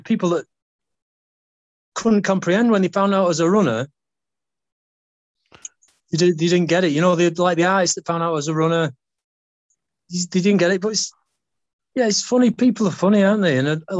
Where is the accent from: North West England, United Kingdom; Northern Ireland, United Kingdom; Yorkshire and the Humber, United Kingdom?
North West England, United Kingdom; Greater Manchester; also born or lived in America; by the time I was 15, 16, I was sort of coming through in Greater Manchester as a runner